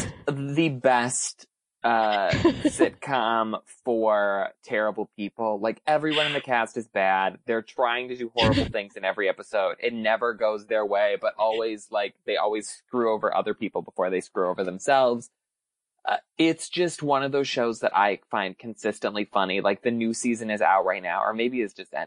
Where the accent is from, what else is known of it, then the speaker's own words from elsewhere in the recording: Midwest, United States; I'm from the Midwest